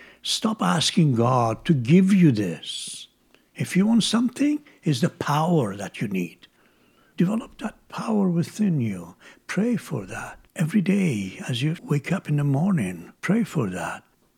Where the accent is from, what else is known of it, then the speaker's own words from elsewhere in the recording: Isfahan, Iran; My hometown, Isfahan, had a mountain. And when I was a child, I loved the peak of the mountain in the afternoon from my home.